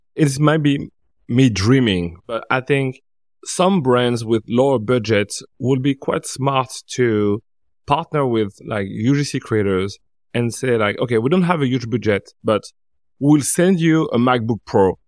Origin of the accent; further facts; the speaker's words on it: Paris, Île-de-France, France; I'm from Paris